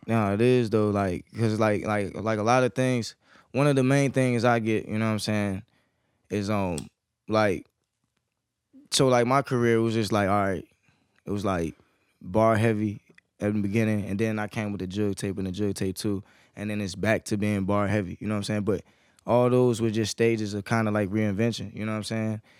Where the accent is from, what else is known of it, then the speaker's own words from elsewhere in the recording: Fredericksburg, Virginia, United States; moved away as an adult; now in Norfolk, United States; I was born and raised in Fredericksburg